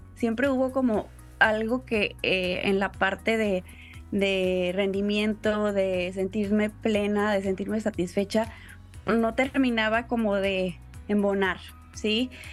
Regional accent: Tampico, Tamaulipas, Mexico; also born or lived in Puebla; Yo soy originaria de Tampico, Tamaulipas

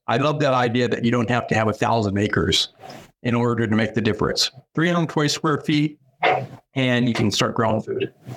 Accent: Sacramento, California, United States; moved away as an adult; now in Pittsburg, Kansas, United States; I come from California. In California, I lived in a large city, Sacramento

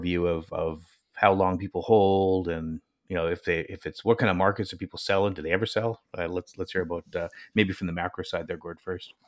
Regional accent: Vancouver Island, British Columbia, Canada; near our, my hometown, we had the Howie Meeker Hockey Camp

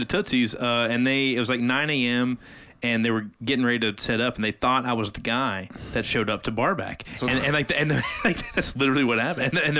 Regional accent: Arkansas, United States; now in Nashville, United States; I'm from Arkansas.

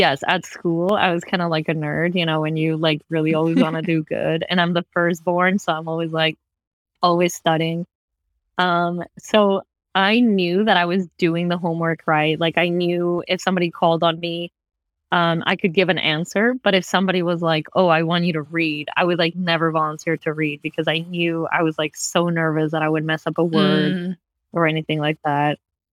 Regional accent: Valencia, California, United States; I grew up in Valencia. I don't know if you know that town, but it's where Magic Mountain is.

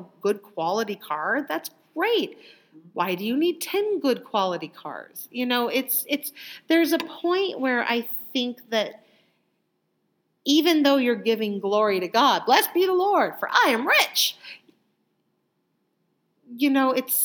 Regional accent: United States; I was born in America

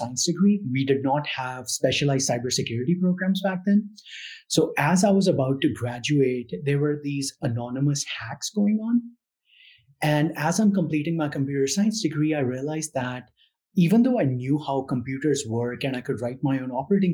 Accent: India; moved away as an adult; now in United States; So I grew up in India. So I'm an immigrant.

